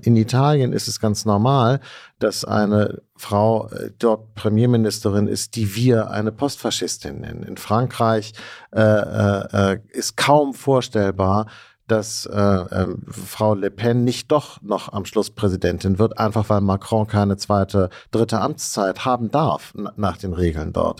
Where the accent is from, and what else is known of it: West Germany, Germany